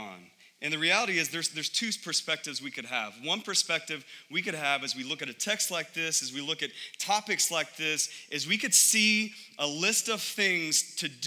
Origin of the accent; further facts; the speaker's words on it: United States; I love being an American